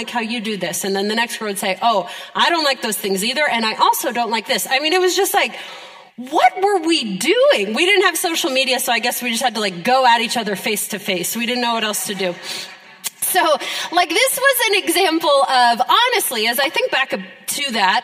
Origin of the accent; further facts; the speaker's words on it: Pennsylvania, United States; now in Ohio, United States; I grew up in Pennsylvania